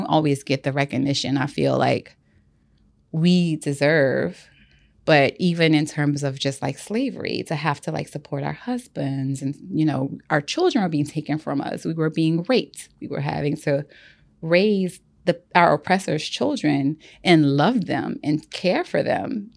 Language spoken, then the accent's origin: English; the South, United States; I grew up in the South